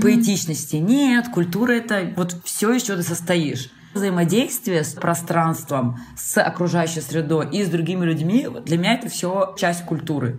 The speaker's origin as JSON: {"language": "Russian", "area": "Transbaikal", "region": "Zabaykalsky Krai", "country": "Russia", "tie": "born or raised there", "also_born_or_lived": "China / Spain / Sweden / Brazil", "moved": "yes", "said": "я родилась в Забайкале, на границе на север Китая"}